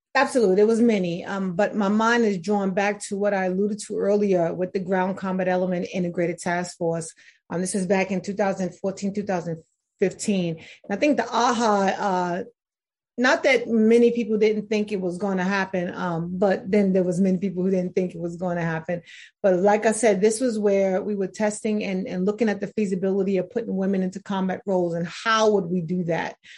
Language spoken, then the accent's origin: English; New York City, New York, United States; I'm originally from New York City